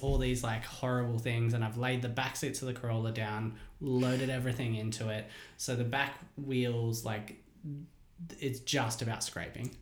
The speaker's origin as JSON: {"language": "English", "town": "Hilltop", "region": "New South Wales", "country": "Australia", "tie": "born or raised there", "said": "I grew up in Hilltop, um, and it was you know pretty safe, small place"}